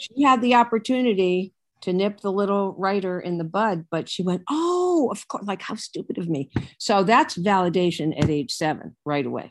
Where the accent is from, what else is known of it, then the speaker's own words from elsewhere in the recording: Hartford, Connecticut, United States; moved away; a guy in Connecticut, my hometown, and he said, "We want you to come back to Hartford